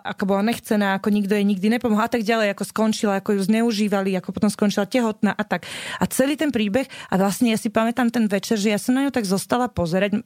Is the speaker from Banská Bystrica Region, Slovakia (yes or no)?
no; Bratislava, Bratislava Region, Slovakia; ja som vyrastala vo Vrakuni pri Pentagóne